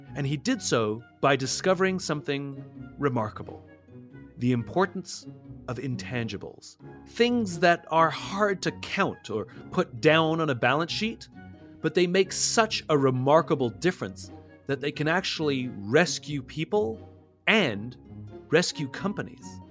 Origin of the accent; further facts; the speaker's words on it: England, United Kingdom; moved away; I'm originally from England